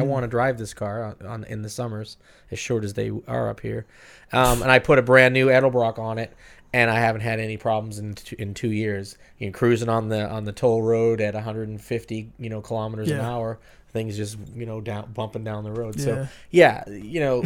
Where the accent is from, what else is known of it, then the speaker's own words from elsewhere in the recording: United States; moved away as an adult; now in Misawa, Japan; living here in Japan as a retiree and as an American